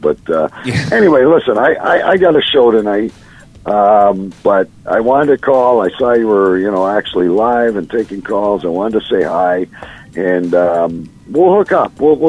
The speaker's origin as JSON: {"language": "English", "town": "Windsor", "region": "Ontario", "country": "Canada", "tie": "born or raised there", "said": "my hometown in Windsor, Ontario here."}